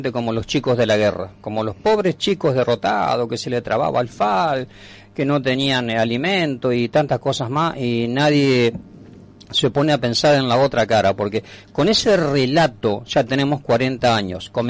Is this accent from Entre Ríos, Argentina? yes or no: yes; Paraná, Entre Ríos, Argentina; Sí, yo justamente soy de Paraná.